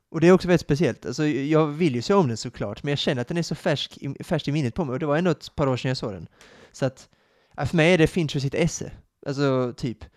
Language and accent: Swedish; Sweden; vilket är lite konstigt eftersom att jag är svensk, som inte hade någon koppling till filmen, den svenska filmen, eller böckerna, eller Stig Larsson